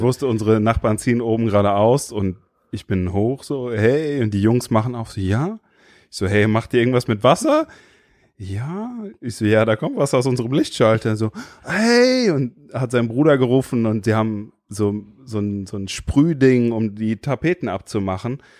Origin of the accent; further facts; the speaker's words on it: Limburg an der Lahn, Hesse, Germany; Ich bin in Limburg geboren.